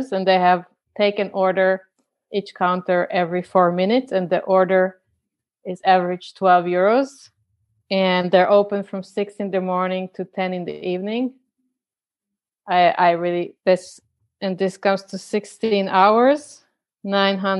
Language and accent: English; Croatia; moved away; my hometown in Croatia